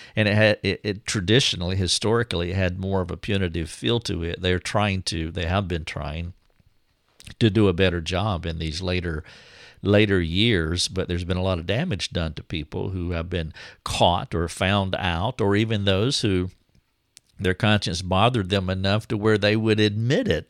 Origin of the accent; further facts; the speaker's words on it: the South, United States; I'm from the South.